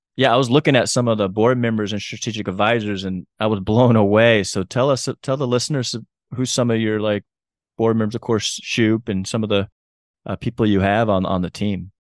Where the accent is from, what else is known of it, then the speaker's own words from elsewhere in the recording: Chattanooga, Tennessee, United States; just happens to be my hometown